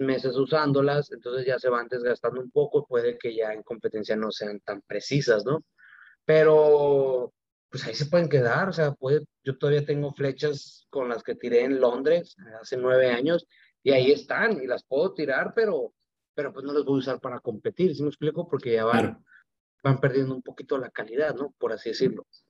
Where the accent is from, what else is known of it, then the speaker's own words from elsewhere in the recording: Mexicali, Baja California, Mexico; now in Mexico City, Mexico; sí soy de Mexicali, pero llevo entrenando todo el año en la Ciudad de México